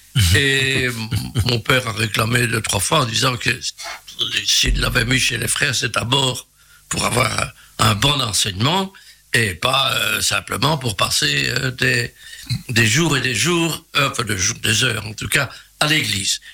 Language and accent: French; Charleroi, Wallonia, Belgium; un pur Carolo. Je suis né à Charleroi, exactement à Marchienne-au-Pont.